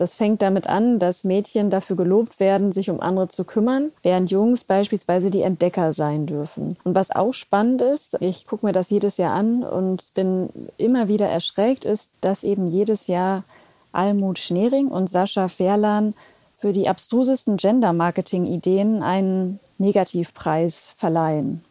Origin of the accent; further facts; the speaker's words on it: West Germany, Germany; aufgewachsen in Westdeutschland